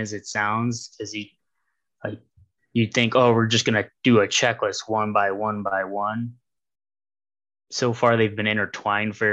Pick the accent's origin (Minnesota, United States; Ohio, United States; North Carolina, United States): Ohio, United States; I'm from Ohio